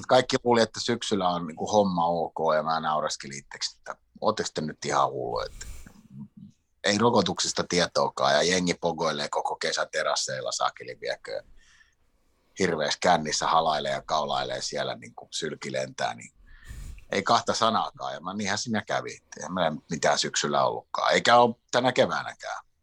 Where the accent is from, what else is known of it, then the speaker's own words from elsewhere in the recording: Sweden; now in Finland; mä oon suomenruotsalainen, joka on syntynyt Ruotsissa